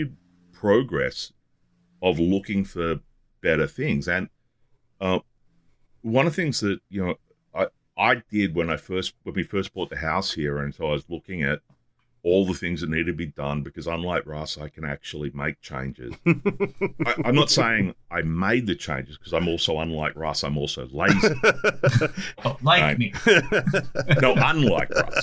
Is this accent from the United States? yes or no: no; Australia; as an Australian